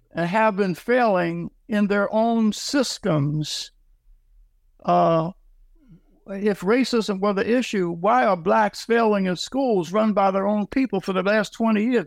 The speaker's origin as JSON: {"language": "English", "town": "Philadelphia", "region": "Pennsylvania", "country": "United States", "said": "I am from Philadelphia, Pennsylvania. Uh, I uh, was born in the at the end of the, the Depression 1937."}